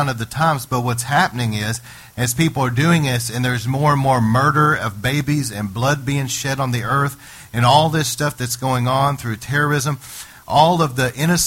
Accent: United States; me as an American citizen

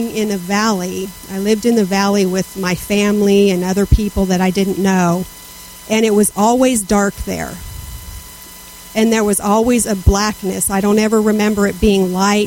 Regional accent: Southern California, United States; I was raised in Southern California

